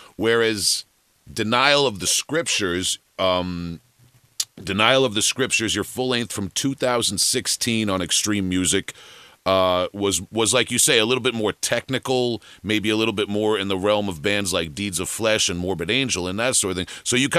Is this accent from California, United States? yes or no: no; Long Island, New York, United States; You know, I'm from Long Island, New York, right here.